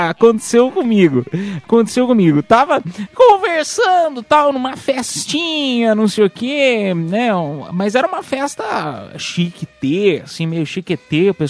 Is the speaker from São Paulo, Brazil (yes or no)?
yes; Piedade, São Paulo, Brazil; Mas ah, eu, eu tive sorte, porque eu fiz né, em Piedade, lá na minha cidade. Ah, e aí, pô, interior de São Paulo, tal, cidade com 50 mil habitantes.